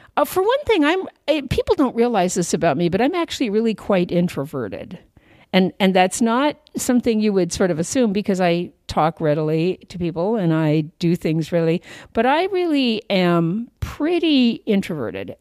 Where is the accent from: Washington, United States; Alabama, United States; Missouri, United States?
Washington, United States; Puyallup; also born or lived in Chelsea, Massachusetts; I was actually raised in uh, a little place called, well, it's not that little anymore, but when I was growing up, it was pretty pretty rural, but a little place called uh, Puyallup